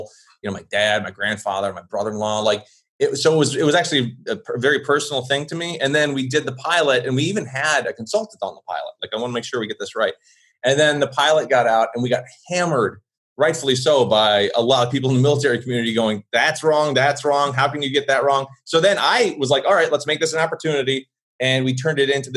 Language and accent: English; Blue Island, Illinois, United States; accent: Chicago; There's my Chicago accent coming out because I was born in Blue Island